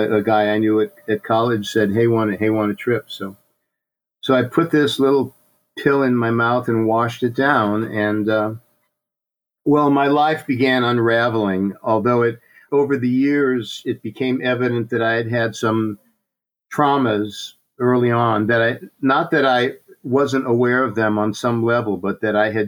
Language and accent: English; St. Louis, Missouri, United States; moved away as an adult; also born or lived in New York City; now in San Francisco Bay Area, United States; my family moved to St. Louis, Missouri when I was about 3, and I grew up there in a suburb of St. Louis